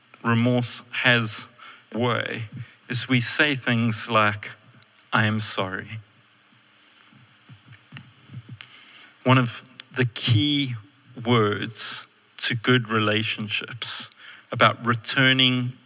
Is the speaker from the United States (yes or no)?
no; South Africa; I'm a white male, which means I'm very privileged in South Africa.